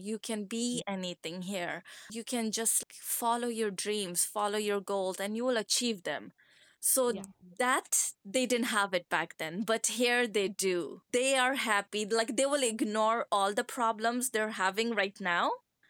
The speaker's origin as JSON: {"language": "English", "region": "Kandahar", "country": "Afghanistan", "tie": "born or raised there", "also_born_or_lived": "Scotland", "second_language": "English", "moved": "yes", "lives_now": "Ottawa, Canada", "said": "I'm from Kandahar."}